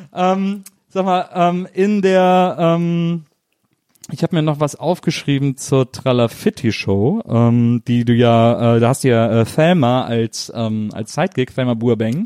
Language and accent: German; near Cologne, North Rhine-Westphalia, Germany